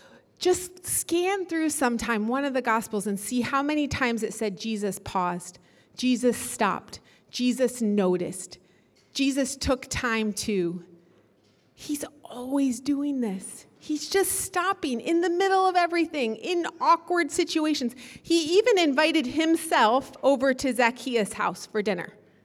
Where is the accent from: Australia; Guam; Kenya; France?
Kenya; I grew up in Kenya, and everybody there that I lived around spent their whole day with their front door wide open.